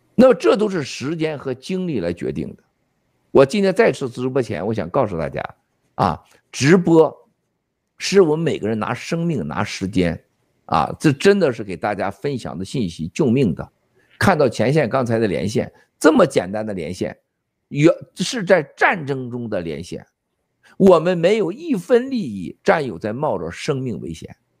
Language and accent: Chinese; China; moved away; 我们中国人